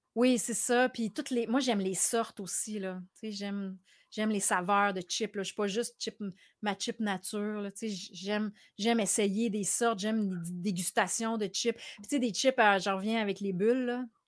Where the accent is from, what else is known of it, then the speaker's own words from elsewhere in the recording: Quebec City, Quebec, Canada; quand j'étais petite à Québec